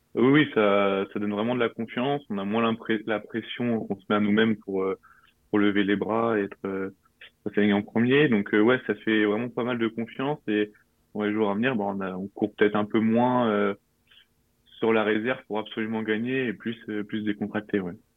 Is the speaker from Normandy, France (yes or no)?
yes; Normandy, France; moved away as an adult; now in Nice, France; j'avais 8 ans et ça s'est passé euh, à Bayeux.